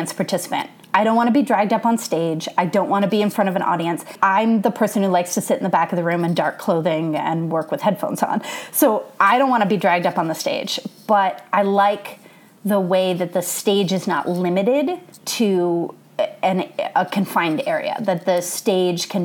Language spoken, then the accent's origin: English; Michigan, United States; moved away as an adult; also born or lived in Colorado; now in Los Angeles, United States; I grew up in Michigan and then did my undergrad in Colorado and then moved out to Los Angeles for grad school.